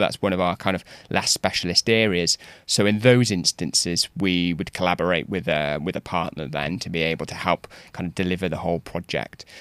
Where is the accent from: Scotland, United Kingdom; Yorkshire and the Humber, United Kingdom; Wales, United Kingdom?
Wales, United Kingdom; moved away; I'm from Wales originally